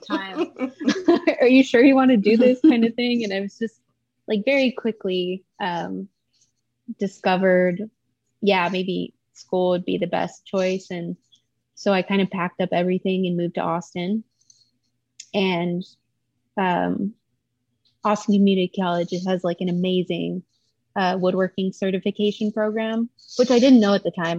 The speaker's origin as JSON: {"language": "English", "town": "El Paso", "region": "Texas", "country": "United States", "tie": "born or raised there", "said": "I grew up in El Paso, Texas"}